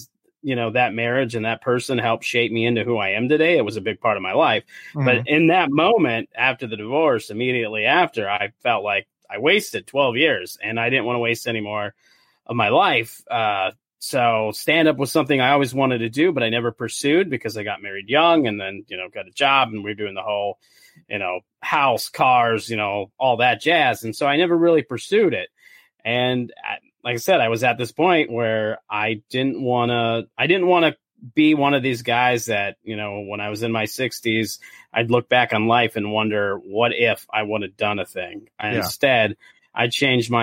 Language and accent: English; South Dakota, United States; moved away as an adult; also born or lived in California; now in St. Paul, United States; originally, I'm from South Dakota. That's where I grew up